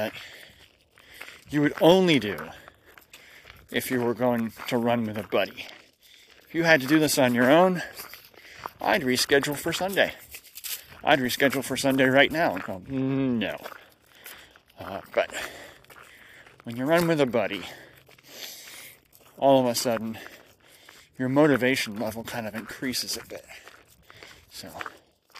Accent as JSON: {"language": "English", "country": "United States", "said": "I'm an American. And I'm actually not swearing in my country"}